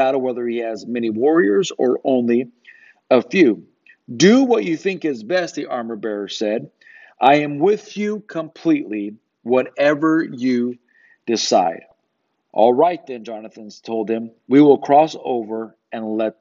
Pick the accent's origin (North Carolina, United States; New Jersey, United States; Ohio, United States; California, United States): California, United States; Riverside; moved away as an adult; also born or lived in Los Angeles; now in Hattiesburg, United States; That's where I'm from. I was born in Riverside, not too far from where you guys are